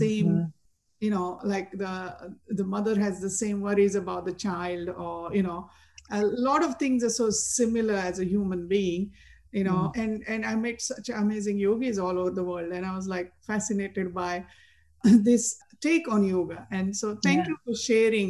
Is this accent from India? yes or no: yes; India; Growing up in India, I had friends from all religions